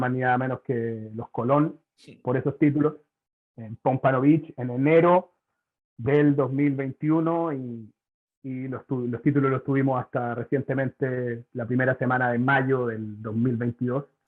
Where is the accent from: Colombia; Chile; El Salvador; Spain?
Chile; moved away as an adult; now in Puerto Rico; soy de Chile también.